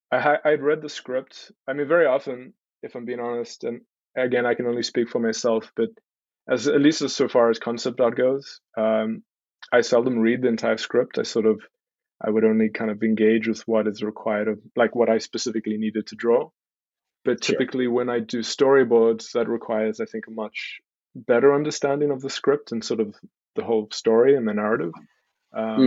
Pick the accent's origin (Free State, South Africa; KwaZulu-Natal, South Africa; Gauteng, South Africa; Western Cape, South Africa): Western Cape, South Africa; Stellenbosch; I was born and raised in South Africa. Born in Cape Town, grew up in a little town called Stellenbosch.